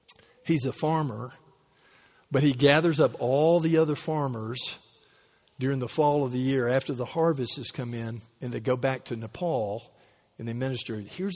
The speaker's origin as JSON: {"language": "English", "country": "United States", "said": "It's like, you know, I'm from Callaway County."}